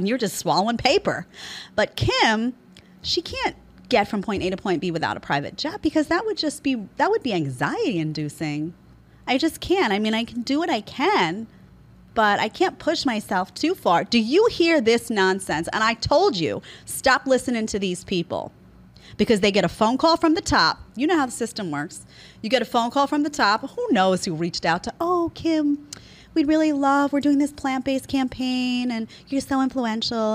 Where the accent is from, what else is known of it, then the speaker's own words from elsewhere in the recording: New York, United States; I'm a New Yorker. I come from where all of a sudden the whole city is being overtaken by crime